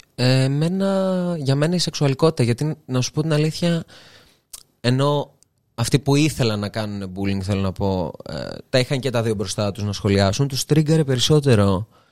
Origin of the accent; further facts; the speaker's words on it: Serres, Central Macedonia, Greece; moved away as an adult; also born or lived in Thessaloniki; now in Athens, Greece; σε μια πόλη σαν τις αίρες επαρχία